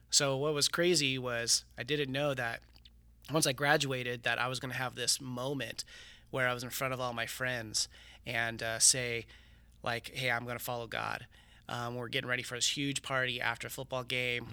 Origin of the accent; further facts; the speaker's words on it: Riverside, California, United States; I was born and raised here in Riverside